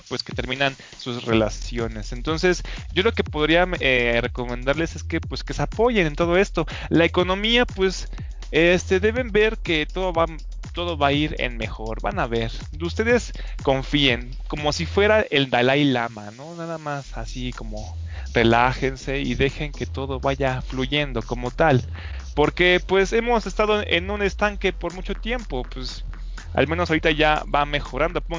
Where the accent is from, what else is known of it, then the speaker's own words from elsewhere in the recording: Mexico; los mismos mexicanos